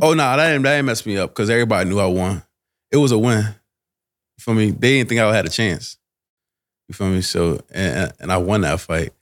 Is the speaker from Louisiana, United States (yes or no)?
no; New Jersey, United States; now in Delaware, United States; I'm from Jersey